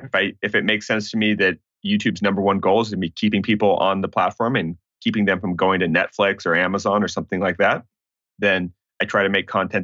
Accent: Santa Barbara, California, United States; so I grew up in the Santa Barbara area of California, and what's fascinating now, there's not a lot of multifamily buildings there.

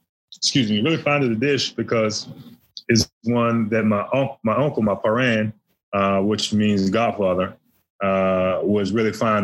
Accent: New Orleans, Louisiana, United States; now in Chattanooga, United States; I'm from New Orleans

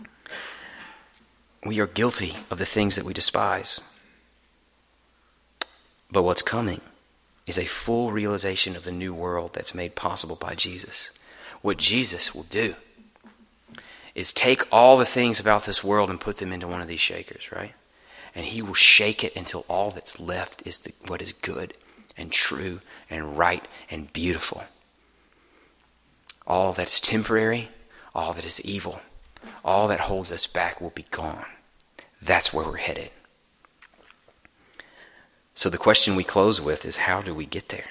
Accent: the South, United States; I'm from the South

